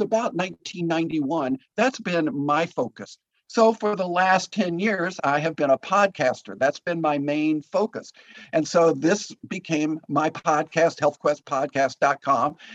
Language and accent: English; Green Bay, Wisconsin, United States; also born or lived in Guatemala; we then moved back to my hometown in Green Bay